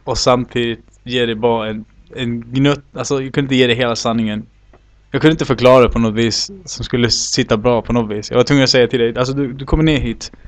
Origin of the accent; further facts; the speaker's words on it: Sweden; now in Chile; jag var uppväxt bland svenskar